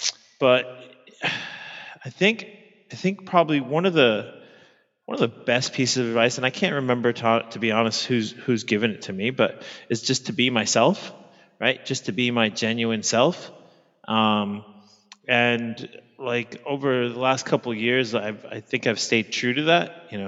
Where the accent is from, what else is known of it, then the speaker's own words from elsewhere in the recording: New York, United States; now in Sydney, Australia; I'm an American living in Sydney, Australia. I'm originally from Queens, New York.